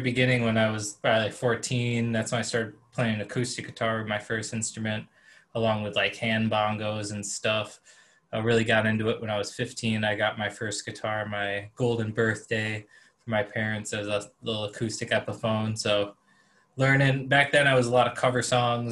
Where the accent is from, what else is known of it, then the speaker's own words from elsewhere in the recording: Elkhorn, Wisconsin, United States; moved away as an adult; now in Milwaukee, United States; growing up in Elkhorn